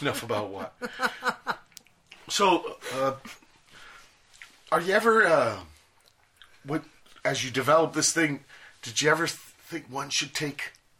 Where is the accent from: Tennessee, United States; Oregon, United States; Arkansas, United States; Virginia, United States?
Virginia, United States; You know, I came from Virginia.